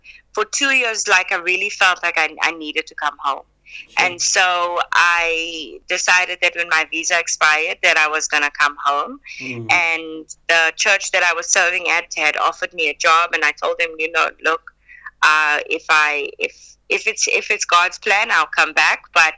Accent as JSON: {"language": "English", "country": "South Africa", "accent": "South African", "said": "But I was very adamant about not losing my South African accent, which I think is a choice."}